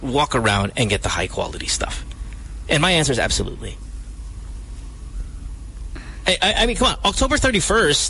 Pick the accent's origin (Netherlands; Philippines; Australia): Philippines; Central Luzon; I grew up in Bulacan